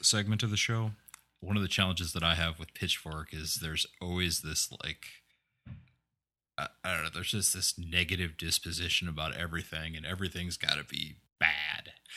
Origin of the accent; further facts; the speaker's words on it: Midwest, United States; growing up in the Midwest